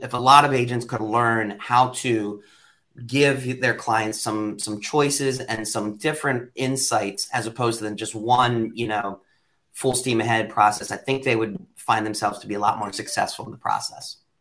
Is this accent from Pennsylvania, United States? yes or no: yes; York, Pennsylvania, United States; a kid that was born and raised in York County, Pennsylvania.